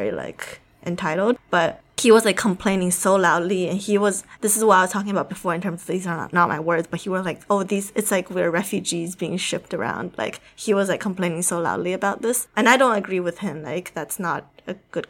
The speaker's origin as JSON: {"language": "English", "region": "Shanghai", "country": "China", "tie": "born or raised there", "moved": "yes", "lives_now": "United States", "said": "I grew up in Shanghai"}